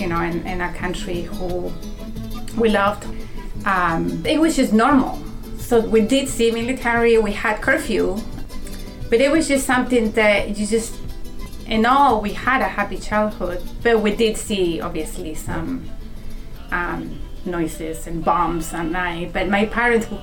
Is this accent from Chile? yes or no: yes; Chile; moved away as an adult; also born or lived in Germany; now in Pittsfield, United States; And I am from Chile, although I was born in Germany, by sort of chance of life. And went back to Chile and moved to Pittsfield, Massachusetts, when I was in my mid-20s or early 20s